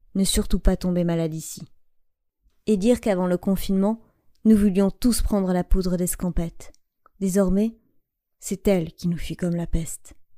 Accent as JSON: {"language": "French", "area": "Landes", "region": "Nouvelle-Aquitaine", "country": "France", "tie": "born or raised there", "moved": "yes", "said": "rallier ma terre natale"}